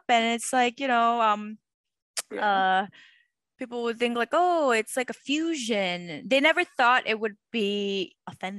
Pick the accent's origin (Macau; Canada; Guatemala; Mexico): Macau; also born or lived in Hong Kong; now in United States; growing up in Macau and Hong Kong, especially when English isn't the main language